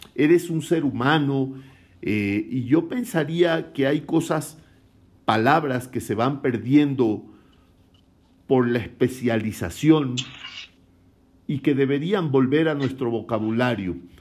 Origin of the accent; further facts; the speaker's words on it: Guayaquil, Guayas, Ecuador; accent: costeño; yo soy de la costa de mi país, yo soy guayaquileño